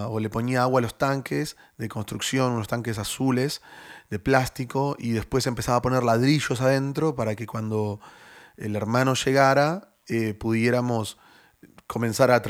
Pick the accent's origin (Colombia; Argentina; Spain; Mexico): Argentina; Buenos Aires; Pero yo oh. originalmente soy de Buenos Aires.